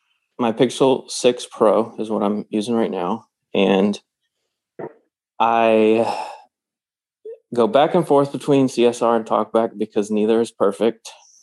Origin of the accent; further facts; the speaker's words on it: Virginia, United States; I'm from Virginia. It's on the East Coast in the U.S.